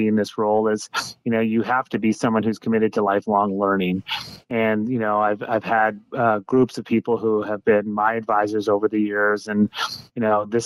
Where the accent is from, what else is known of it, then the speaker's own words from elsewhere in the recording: Marin County, California, United States; moved away as an adult; now in San Luis Obispo, United States; I grew up in Marin County